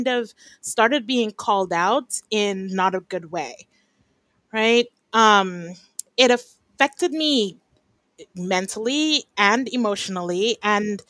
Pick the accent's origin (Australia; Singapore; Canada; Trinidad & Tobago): Trinidad & Tobago; moved away; also born or lived in Japan / Belize / New York, United States / California, United States; I'm from Trinidad and Tobago and I've spent the past 20 years about, I don't check, outside of Trinidad and Tobago, but I'm actually back here right now.